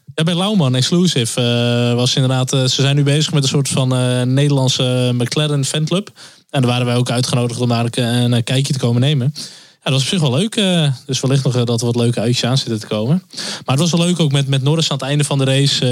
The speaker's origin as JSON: {"language": "Dutch", "country": "Netherlands", "said": "als Nederlanders"}